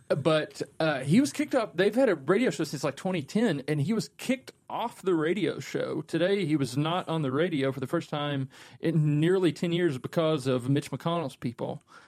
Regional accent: Kentucky, United States; growing up in Kentucky and being exposed to the culture and the marketing

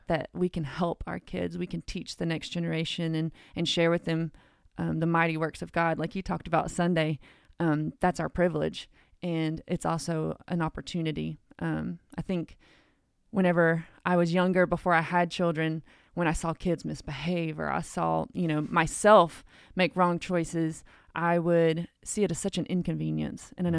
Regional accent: Cleveland, United States; I was born and raised here in Cleveland

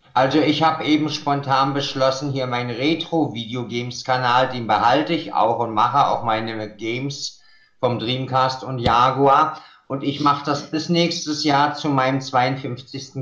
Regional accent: Germany; first language German; bin hier geboren, spreche Deutsch perfekt, liebe meine deutsche Muttersprache

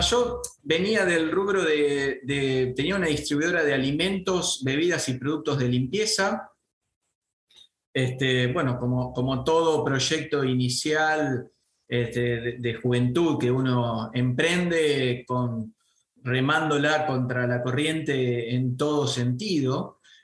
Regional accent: Venado Tuerto, Santa Fe, Argentina; yo soy de Venado Tuerto

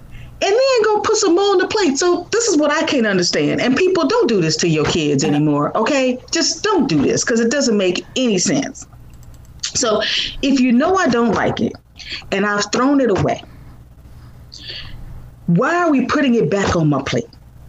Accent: Chicago, Illinois, United States; now in San Francisco Bay Area, United States; So I am originally from Chicago, Illinois.

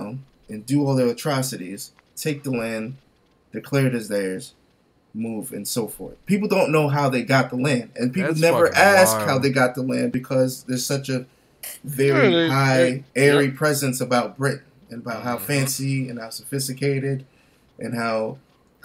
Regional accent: DR Congo; I'm from the Democratic Republic of Congo

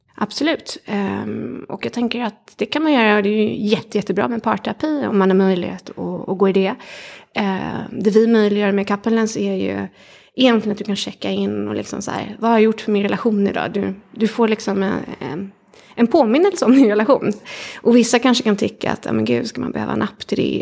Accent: Kalmar, Kalmar County, Sweden; jag har vuxit upp i, i Kalmar småstad

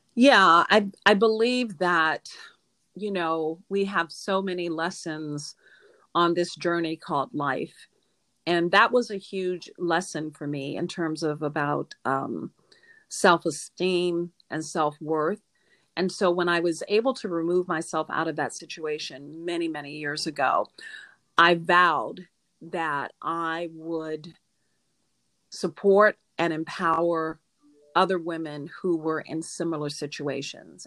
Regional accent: Norfolk, Virginia, United States; also born or lived in Dallas, Texas / Houston, Texas; now in Fort Lauderdale, United States; I was born in Norfolk, Virginia

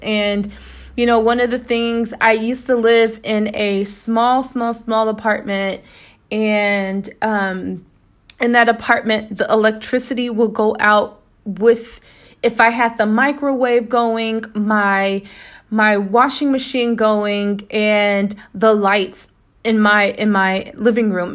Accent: United States; moved away as an adult; now in Toledo, Spain; me being an American

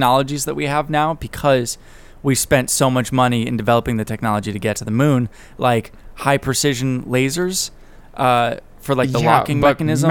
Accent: United States; I'm American

